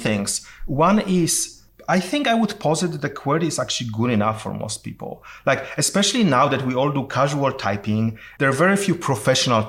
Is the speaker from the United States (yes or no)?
no; Poland; moved away; I'm originally from Poland